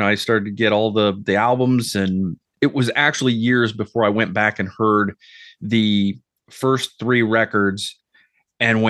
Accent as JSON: {"language": "English", "region": "Ohio", "country": "United States", "tie": "born or raised there", "said": "I grew up in Ohio"}